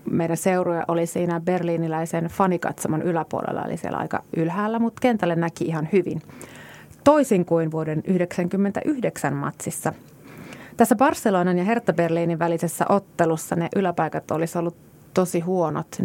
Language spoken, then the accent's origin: Finnish; Kajaani, Kainuu, Finland